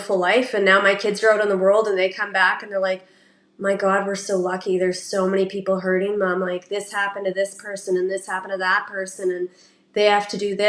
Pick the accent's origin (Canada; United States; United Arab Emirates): Canada; born or raised there